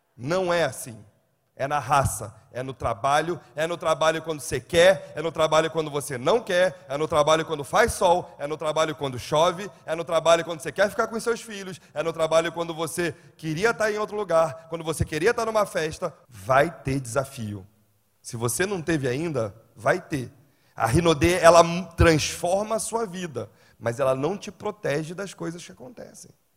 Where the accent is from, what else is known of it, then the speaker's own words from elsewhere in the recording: Rio de Janeiro, Brazil; moved away; Eu sou carioca